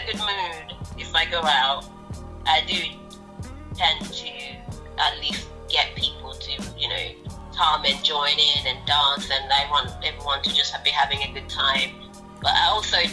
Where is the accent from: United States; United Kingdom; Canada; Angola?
Angola; first language Portuguese; English is a second language; moved away; I'm from Angola, and as we know about colonialism, we were colonized by the Portuguese, so that's why I speak Portuguese.